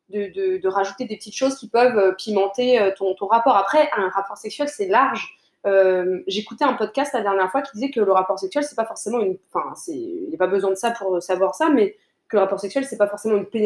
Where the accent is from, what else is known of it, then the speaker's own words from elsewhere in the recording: Niagara, Ontario, Canada; Hein, je suis du Niagara. Mais c'est ça, chute. Ouais, nous on aime bien dire chute.